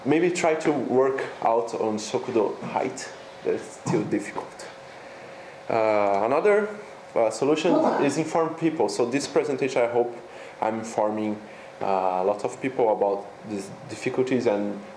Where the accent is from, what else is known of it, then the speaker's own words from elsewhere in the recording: São Paulo, Brazil; moved away as an adult; also born or lived in Sapporo, Japan; now in Japan; I come from University of São Paulo